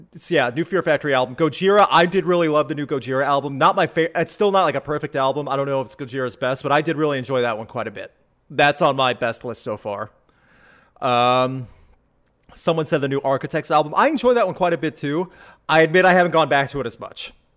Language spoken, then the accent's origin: English; Midwest, United States; growing up in the Midwest